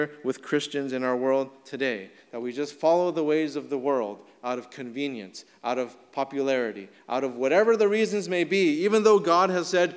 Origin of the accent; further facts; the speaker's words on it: United States; our rights as Americans